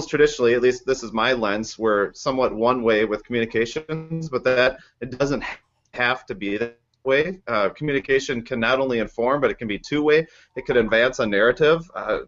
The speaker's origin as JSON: {"language": "English", "region": "Minnesota", "country": "United States", "said": "I'm from Minnesota"}